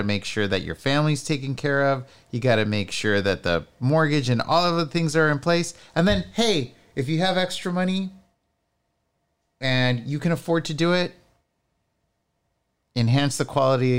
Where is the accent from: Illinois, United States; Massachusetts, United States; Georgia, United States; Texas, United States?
Texas, United States; McAllen; Like, I'm from McAllen and McAllen kicks ass.